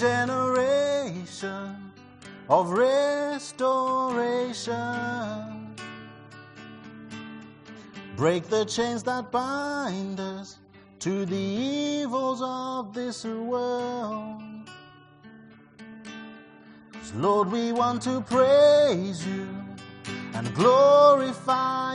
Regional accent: Zimbabwe; growing up in Zimbabwe in a place where I was born in a white area

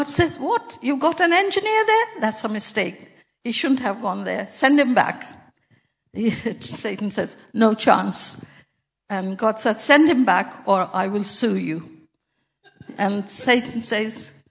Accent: Pakistan; moved away; when I was a little girl growing up in Pakistan

